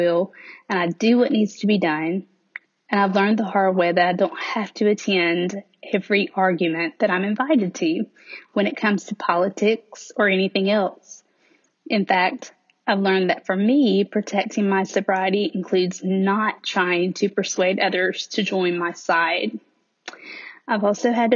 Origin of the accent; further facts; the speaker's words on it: the South, United States; accent: Southern; in case my accent doesn't make it obvious, I do live in the South, and I have lived in the South all of my life